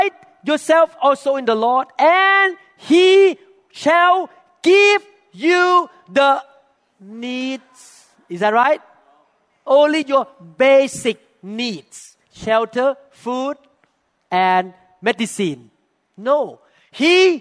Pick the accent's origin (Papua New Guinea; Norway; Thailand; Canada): Thailand; moved away; When we were growing up in Thailand